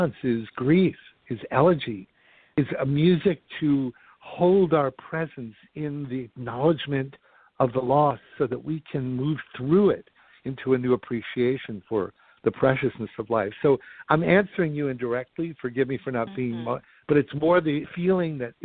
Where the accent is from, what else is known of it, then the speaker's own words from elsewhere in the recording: New York, United States; I grew up in New York, and Broadway musicals and films were my life's blood